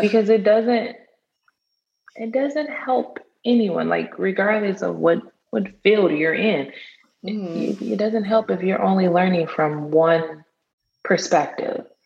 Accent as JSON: {"language": "English", "region": "Michigan", "country": "United States", "moved": "yes", "lives_now": "Texas, United States", "said": "I'm from, I'm, i live in Texas, but I'm from Michigan."}